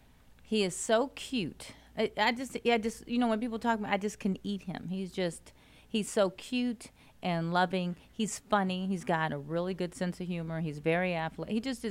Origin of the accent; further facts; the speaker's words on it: Chicago, Illinois, United States; moved away as an adult; I am from Chicago.